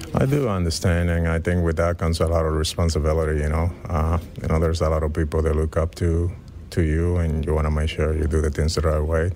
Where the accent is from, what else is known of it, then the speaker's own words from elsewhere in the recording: Dominican Republic; moved away; growing up in the Dominican Republic, being born and raised in there